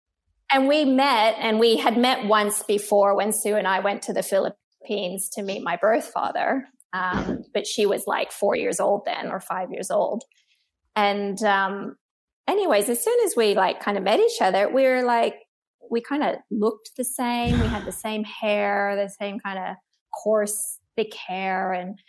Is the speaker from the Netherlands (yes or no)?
no; Australia; born there; hears my accent and thinks it's all American, but I'm not American. I was born in Australia and, you know, I've got Asian in me